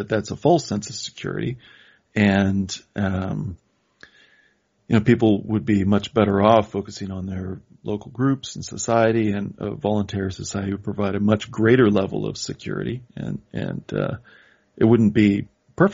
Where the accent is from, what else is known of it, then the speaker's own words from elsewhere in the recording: Midwest, United States; I'm from the Midwest